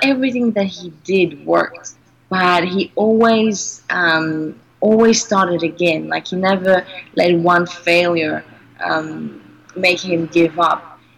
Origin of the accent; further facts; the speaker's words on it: Greece; born there; I was born in Greece, but my parents are not Greek. My mother is French and my father's half British, half Cypriot.